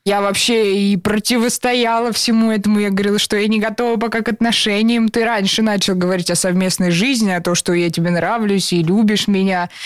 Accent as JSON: {"language": "Russian", "area": "Serpukhov", "region": "Moscow Oblast", "country": "Russia", "said": "мы из разных городов, я была в Сербху"}